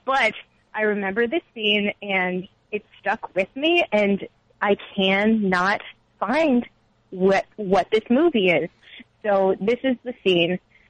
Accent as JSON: {"language": "English", "region": "Massachusetts", "country": "United States", "tie": "born or raised there", "lives_now": "Connecticut, United States", "said": "Well, I've only lived in Massachusetts my whole life."}